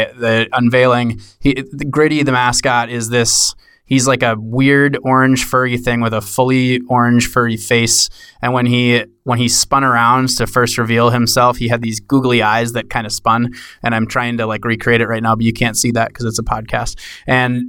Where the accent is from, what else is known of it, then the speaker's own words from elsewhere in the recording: Minnesota, United States; now in Seattle, United States; I grew up in Minnesota as a lifelong hockey player and huge Minnesota Wild fan